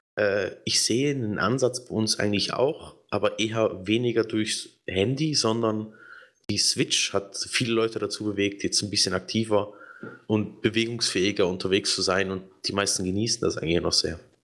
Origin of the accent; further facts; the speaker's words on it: Switzerland; hier bei uns in der Schweiz